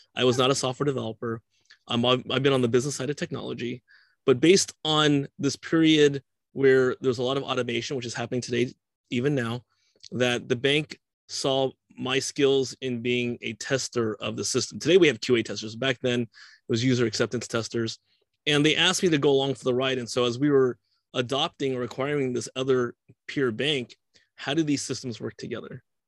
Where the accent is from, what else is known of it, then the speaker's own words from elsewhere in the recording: California, United States; I'm a Californian